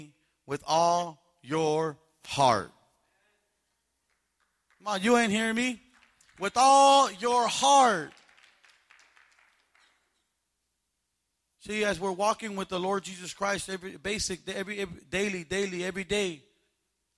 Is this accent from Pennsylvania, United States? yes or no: no; Palm Springs, California, United States; I grew up in Palm Springs